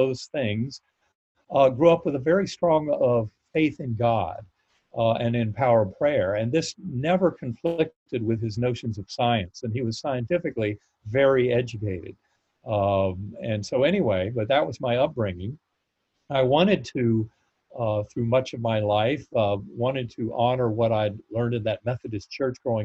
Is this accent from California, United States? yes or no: no; North Carolina, United States; I grew up in North Carolina